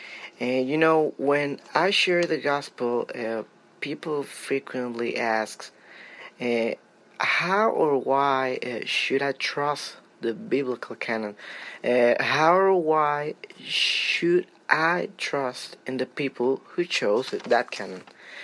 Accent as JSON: {"language": "English", "country": "Venezuela", "said": "Hello, Mike. … from Venezuela."}